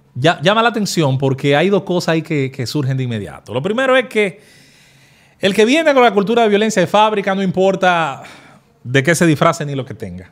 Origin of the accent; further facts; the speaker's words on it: Azua de Compostela, Azua, Dominican Republic; mi pueblo, de Azua Compostela